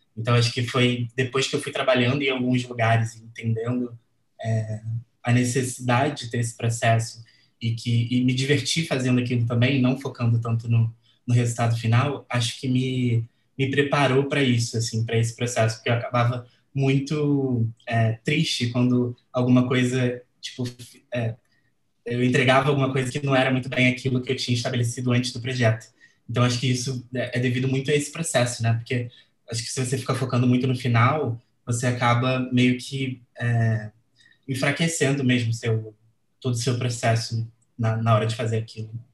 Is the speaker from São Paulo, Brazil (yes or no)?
no; Rio de Janeiro, Brazil; sou aqui do Rio de Janeiro